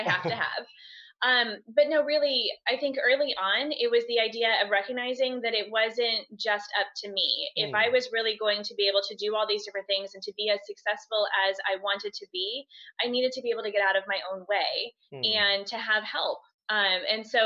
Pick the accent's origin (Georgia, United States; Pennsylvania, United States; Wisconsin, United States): Pennsylvania, United States; just outside of Philadelphia; I'm actually from just outside of Philadelphia, Pennsylvania, in the States